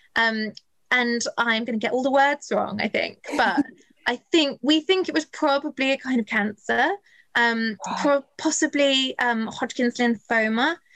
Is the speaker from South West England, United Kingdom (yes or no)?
yes; just outside Bath, South West England, United Kingdom; I grew up just outside Bath